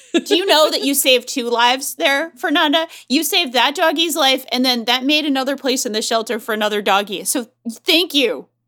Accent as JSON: {"language": "English", "country": "United States", "said": "as an American"}